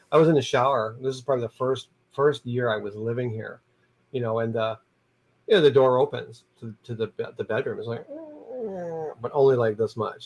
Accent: Niagara Falls, Ontario, Canada; I was from Niagara Falls

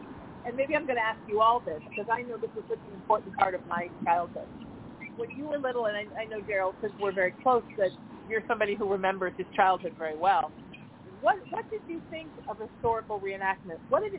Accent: East Coast, United States; because I grew up on the East Coast, I always proudly say I'm from one of the original 13 colonies

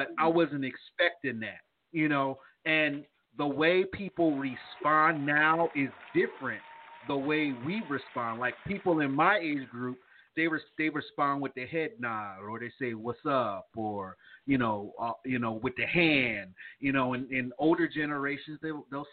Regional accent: East Coast, United States; now in the South, United States; growing up in the East Coast

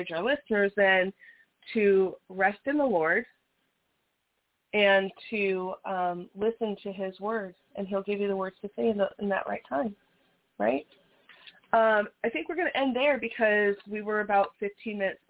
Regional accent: Las Vegas, Nevada, United States; we're from Las Vegas

